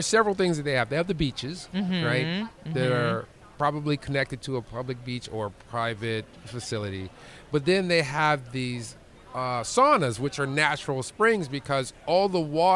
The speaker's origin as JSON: {"language": "English", "country": "United States", "said": "as an American"}